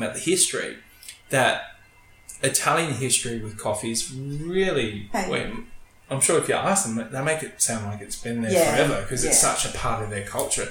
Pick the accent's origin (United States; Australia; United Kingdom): Australia; being an Australian